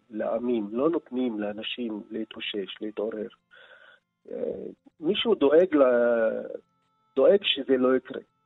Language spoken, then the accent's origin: Hebrew; Nazareth, Northern District, Israel; Hebrew is a second language; moved away as an adult; also born or lived in former Soviet Union / Berlin; אני יליד נצרת, בית ליברלי, רב תרבותי